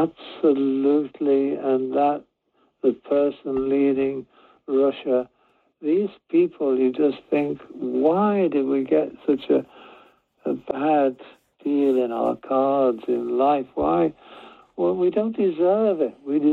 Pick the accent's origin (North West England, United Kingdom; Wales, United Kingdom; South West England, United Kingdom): North West England, United Kingdom; Liverpool; accent: working class Liverpool; I'm from Liverpool